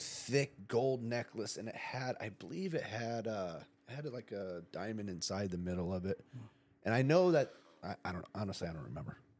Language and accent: English; Ramona, California, United States; I grew up in Ramona